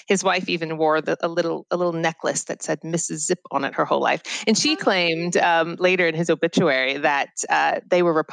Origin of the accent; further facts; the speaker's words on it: United States; I'm American